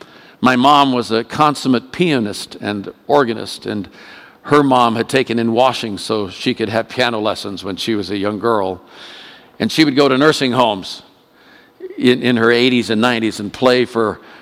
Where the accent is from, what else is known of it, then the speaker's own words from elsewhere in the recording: Oakland, California, United States; also born or lived in India; We spent 4 years in India, came back. I was brought up in Oakland, California, graduated high school there.